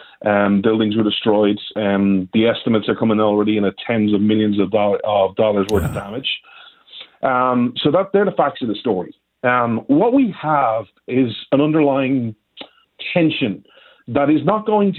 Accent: Ireland; I'm Irish

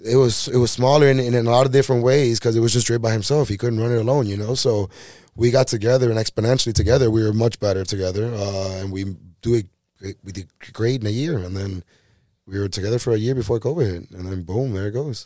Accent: Miami, Florida, United States; I'm from Miami original back in the day. You know, yeah. Like I was born and raised here

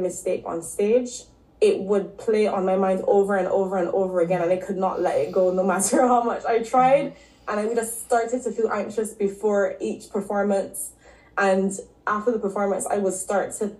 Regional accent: Barbados; moved away as an adult; also born or lived in Canada / London; So I'm originally from Barbados. I grew up there.

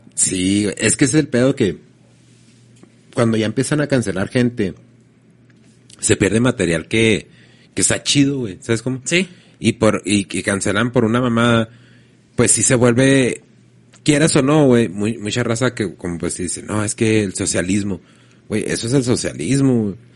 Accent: Mexico; yo soy mexicano

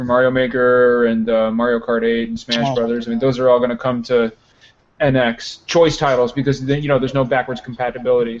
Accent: Chicago, Illinois, United States; I'm from Chicago

